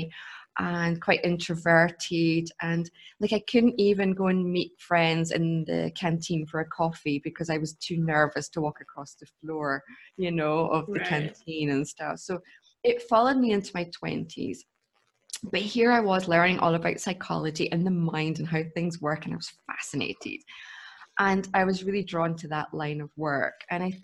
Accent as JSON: {"language": "English", "region": "Scotland", "country": "United Kingdom", "tie": "born or raised there", "moved": "yes", "lives_now": "Munich, Germany", "said": "I grew up in Scotland"}